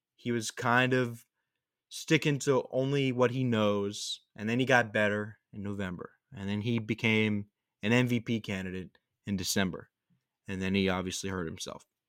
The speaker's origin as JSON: {"language": "English", "town": "New Orleans", "region": "Louisiana", "country": "United States", "said": "for the people in New Orleans, Mardi Gras is something that happens that we do maybe once every three, four years"}